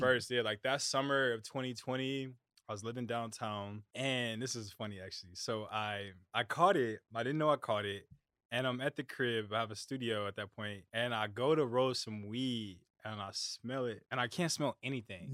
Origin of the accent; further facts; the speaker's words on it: United States; I'm from America